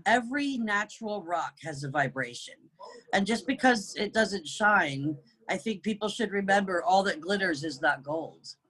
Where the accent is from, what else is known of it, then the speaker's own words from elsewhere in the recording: United Kingdom; also born or lived in New Jersey / East Coast of the United States; now in North Carolina, United States; raised in the UK